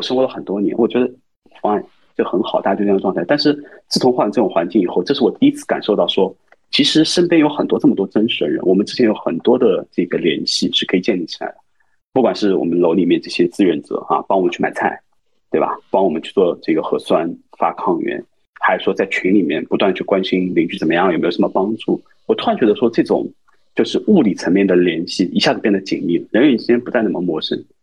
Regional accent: Shanghai, China; 我是一个从小在上海长大的人

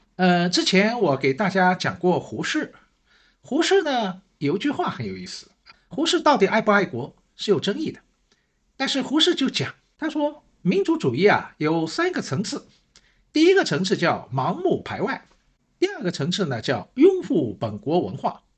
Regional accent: Shanghai, China; 我是上海人

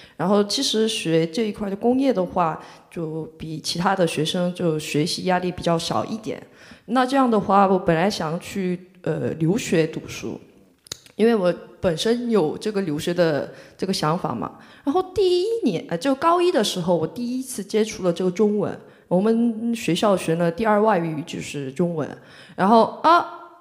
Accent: Mokpo, South Jeolla, South Korea; Chinese is a second language; moved away as an adult; now in Shanghai, China; 我是来自全罗南道的一个一个人，全罗南道的木浦市，呃，属于中国的三四四线城市吧，就是很，对，三四线城市

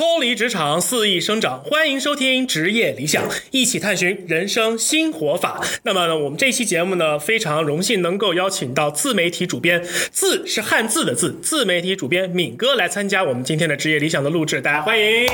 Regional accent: Hubei, China; 作为一个湖北人

